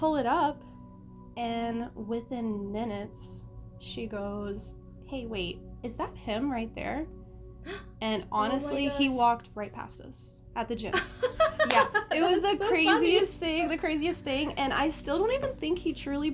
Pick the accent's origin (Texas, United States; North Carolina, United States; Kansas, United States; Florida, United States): Florida, United States; Southwest; growing up in Southwest Florida for a long time, it's a very small community